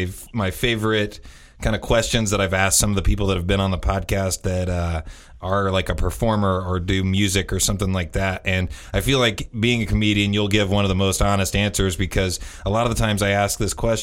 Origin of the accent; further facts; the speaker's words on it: Indiana, United States; glorified Hoosiers. we're from Indiana.